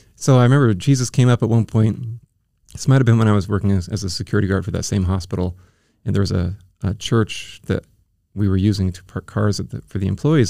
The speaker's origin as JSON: {"language": "English", "area": "Bay Area", "region": "California", "country": "United States", "tie": "born or raised there", "also_born_or_lived": "Oregon / Iowa", "moved": "as an adult", "lives_now": "San Diego, United States", "said": "I was, um, born in Southern California, and then when I was ten, we moved up to the Bay Area"}